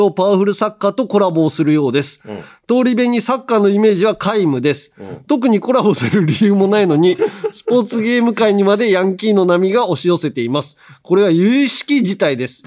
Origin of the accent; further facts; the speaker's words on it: Hiroshima, Japan; moved away; 広島生まれじゃん俺が